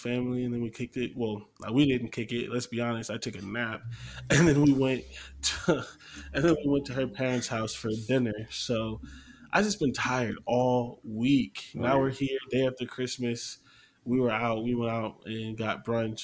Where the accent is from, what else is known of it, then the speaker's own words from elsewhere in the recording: Canton, Ohio, United States; I grew up in Canton next to the Timken factory